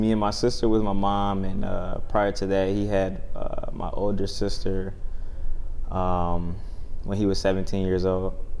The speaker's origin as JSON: {"language": "English", "town": "Detroit", "region": "Michigan", "country": "United States", "tie": "born or raised there", "said": "I was born in Detroit, Michigan."}